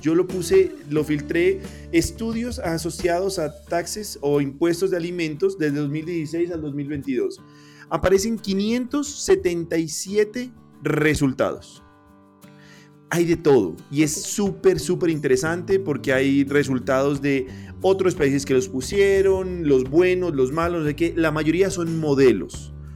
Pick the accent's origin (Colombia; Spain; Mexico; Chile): Colombia; Pasto, Nariño; siendo yo pastuso